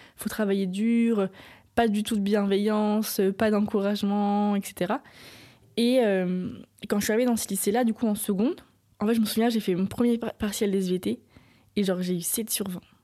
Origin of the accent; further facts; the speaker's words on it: Nantes, Pays de la Loire, France; j'ai grandi à Nantes